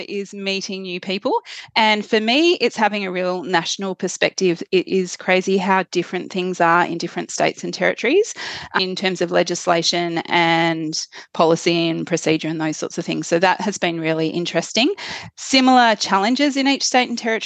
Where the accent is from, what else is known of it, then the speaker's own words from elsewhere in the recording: Western Australia, Australia; moved away; also born or lived in Queensland / Victoria; I am from Western Australia originally